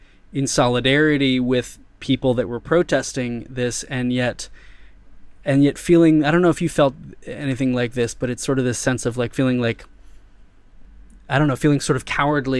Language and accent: English; United States; moved away as an adult; now in Thailand; I'm from America